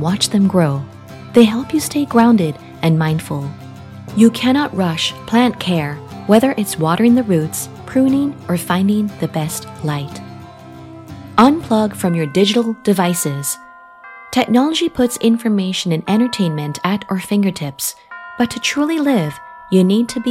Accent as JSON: {"language": "English", "country": "Jamaica", "tie": "born or raised there", "moved": "yes", "lives_now": "United States", "said": "I traveled back to my home country, Jamaica, a tropical island in the Caribbean. This is where I was born and grew up"}